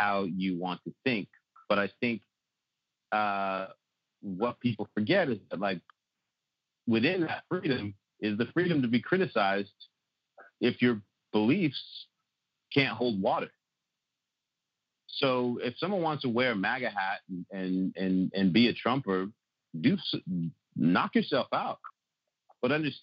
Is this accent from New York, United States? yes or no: no; North County, California, United States; also born or lived in North Shore; we grew up together in North County